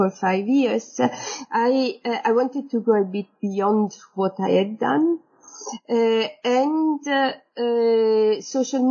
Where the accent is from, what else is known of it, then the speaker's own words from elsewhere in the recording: Sicily, Italy; moved away as an adult; also born or lived in Paris / Florence / Bologna / Berlin; I come from Sicily, I moved to Paris for my master a long time ago